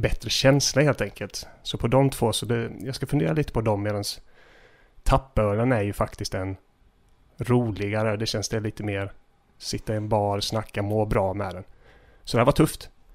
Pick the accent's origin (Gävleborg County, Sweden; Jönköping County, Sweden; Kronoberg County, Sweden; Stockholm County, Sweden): Jönköping County, Sweden; Gislaved; När jag växte upp i Gissle